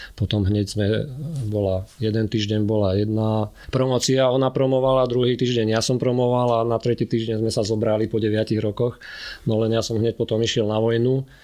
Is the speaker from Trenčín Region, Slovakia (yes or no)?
yes; Zemianske Kostoľany, Trenčín Region, Slovakia; keď som mal necelé dva roky, tak sme sa presťahovali do Zemianských kostolian a tam vlastne som prežil detstvo a som tam až do dnes